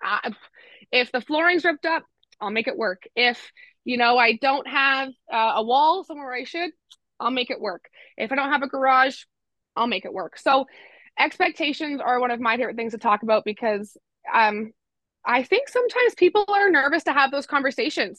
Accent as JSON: {"language": "English", "town": "Innisfil", "region": "Ontario", "country": "Canada", "tie": "born or raised there", "also_born_or_lived": "Durham Region, Ontario", "lives_now": "Peterborough, Canada", "said": "I grew up in Simcoe County, spent 18 years living in Innisfil, and then I moved to Durham region to go to school"}